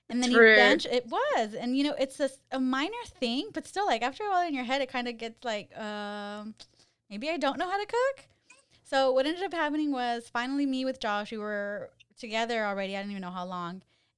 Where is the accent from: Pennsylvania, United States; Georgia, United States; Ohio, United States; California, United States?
California, United States; I just feel insulted because I'm from the Valley.